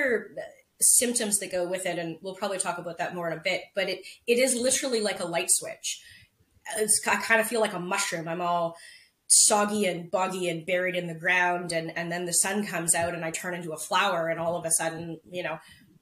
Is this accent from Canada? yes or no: yes; Prince Rupert, British Columbia, Canada; I was born in Prince Rupert with, if anybody knows where that is, it rains 300 days a year there.